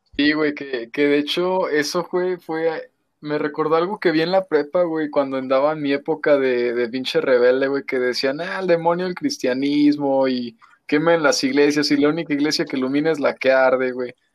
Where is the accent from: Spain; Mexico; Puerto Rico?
Mexico; como mexicanos